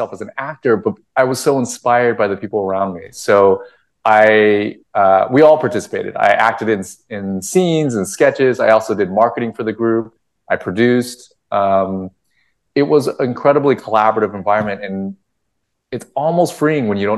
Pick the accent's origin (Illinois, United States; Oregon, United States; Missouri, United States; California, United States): California, United States; Costa Mesa; also born or lived in Vietnam / Los Angeles; I grew up in Orange County with a bunch of other Vietnamese folks, specifically Costa Mesa